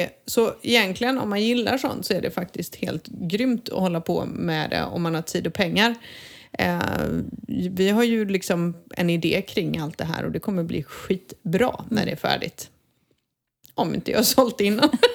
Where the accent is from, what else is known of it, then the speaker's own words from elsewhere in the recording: Sweden; now in Spain; jag som svensk